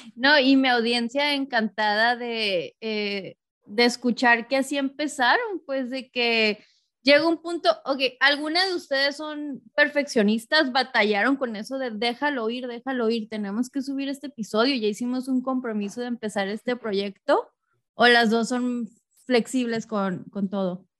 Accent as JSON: {"language": "Spanish", "town": "Tijuana", "region": "Baja California", "country": "Mexico", "tie": "born or raised there", "moved": "as an adult", "lives_now": "Los Angeles, United States", "said": "yo crecí en Tijuana y yo me mudé hace poco a Los Ángeles"}